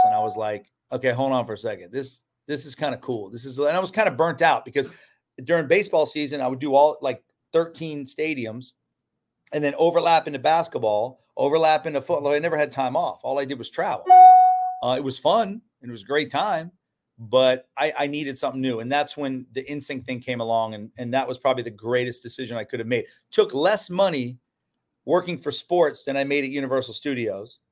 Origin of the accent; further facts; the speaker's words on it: Orlando, Florida, United States; growing up in Orlando, I learned hospitality.